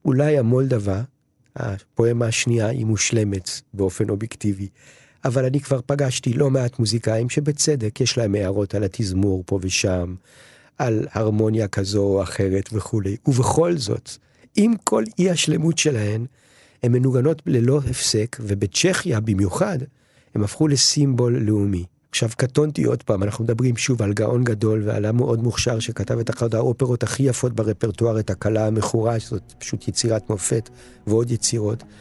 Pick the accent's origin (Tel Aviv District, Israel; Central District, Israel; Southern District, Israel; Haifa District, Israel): Tel Aviv District, Israel; Tel Aviv; now in Sde Boker, Israel; ואני עצמי נולדתי בתל אביב